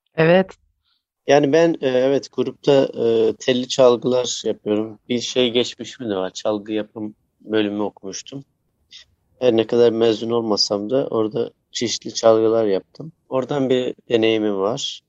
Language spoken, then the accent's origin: Turkish; Bingöl Province, Turkey; kendi memleketimden e, Bingöl'den